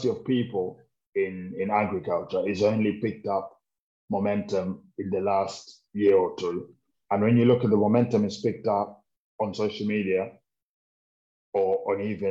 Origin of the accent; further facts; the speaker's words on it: Kenya; now in United Kingdom; as a Kenyan in Kenya, with the 44 tribes that are there, mum's from Kikuyu tribe, dad's from Aluo tribe, and both Kenyans